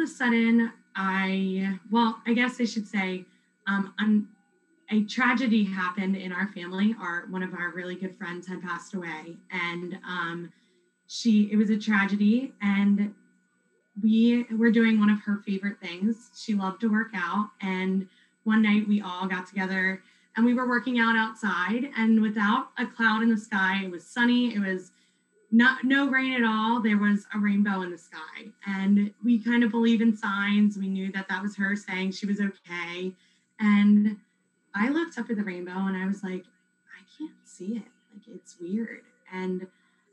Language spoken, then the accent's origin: English; West Chester, Pennsylvania, United States; I'm from Westchester, Pennsylvania, so a little bit further from you